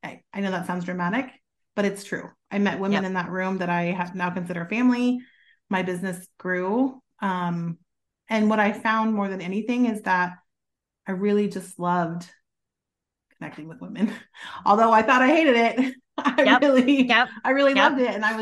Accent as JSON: {"language": "English", "town": "Kansas City", "country": "United States", "moved": "as an adult", "lives_now": "Texas, United States", "said": "I am not from Texas. Originally, I'm from the Kansas City area"}